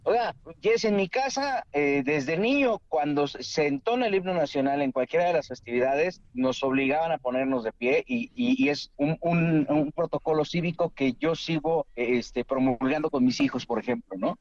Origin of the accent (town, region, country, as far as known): Mexico